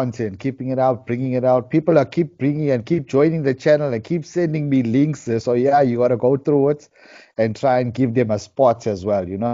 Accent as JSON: {"language": "English", "town": "Durban", "region": "KwaZulu-Natal", "country": "South Africa", "said": "I'm from Durban, South Africa"}